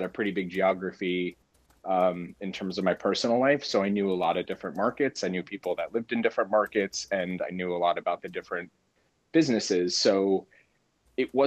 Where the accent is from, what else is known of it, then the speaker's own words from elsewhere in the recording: Ridgewood, New Jersey, United States; the area that I grew up in Ridgewood